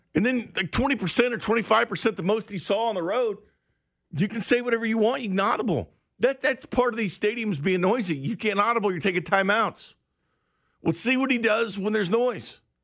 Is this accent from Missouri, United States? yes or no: yes; Missouri, United States; I'm from the Show Me State.